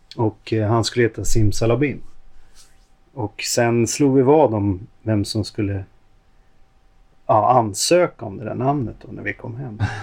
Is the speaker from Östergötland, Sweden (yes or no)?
no; Stockholm, Stockholm County, Sweden; Jag är uppvuxen ute i Hagsätra.